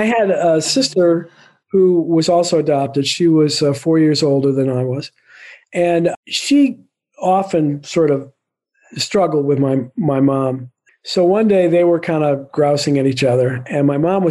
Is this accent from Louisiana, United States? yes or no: yes; New Orleans, Louisiana, United States; moved away as an adult; I was born and raised in New Orleans, Louisiana